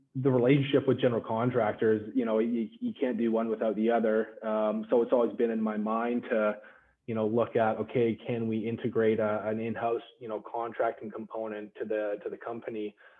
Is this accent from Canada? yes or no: yes; Victoria, British Columbia, Canada; I'm born and raised in Victoria